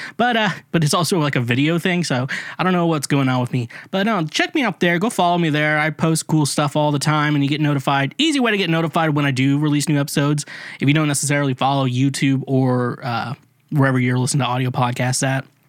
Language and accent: English; United States; being American